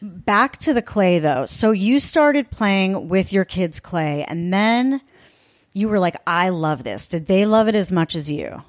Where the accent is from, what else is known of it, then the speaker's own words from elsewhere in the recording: East Coast, United States; now in Los Angeles, United States; I'm from the East Coast, so I say Mos